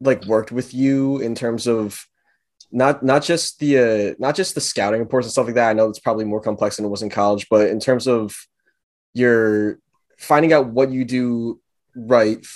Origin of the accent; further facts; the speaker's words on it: New Jersey, United States; me and Ayn, we're both from New Jersey. We played high school ball in New Jersey